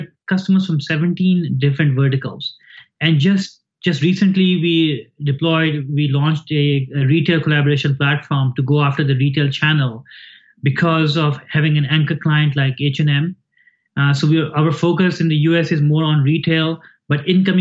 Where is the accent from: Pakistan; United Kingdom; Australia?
Pakistan; moved away as an adult; now in United States; I grew up in Pakistan. I came here when I was 19 and I've been here for almost 30 years